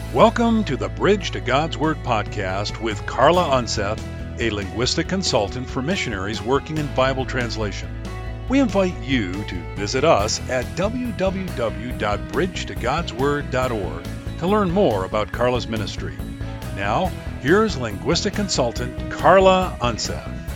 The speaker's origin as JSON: {"language": "English", "town": "Rochester", "region": "Minnesota", "country": "United States", "tie": "born or raised there", "also_born_or_lived": "Madison, Wisconsin / Michigan", "moved": "as an adult", "said": "We moved to Minnesota when I was 10 from Madison to Rochester, Minnesota, and then I lived there for 10 years"}